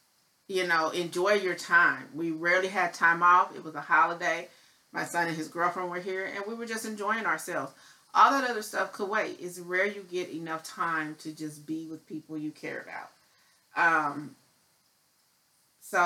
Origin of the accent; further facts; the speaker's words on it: Midwest, United States; now in Dallas, United States; I am not a Texas native, so I grew up in the Midwest